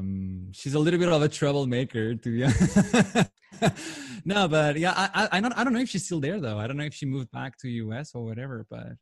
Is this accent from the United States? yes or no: no; Portugal; English is a second language; moved away as an adult; also born or lived in Spain; now in Cannes, France; I was raised in Spain actually, and then I moved back to Portugal, grew up the rest of my life there until I was 21.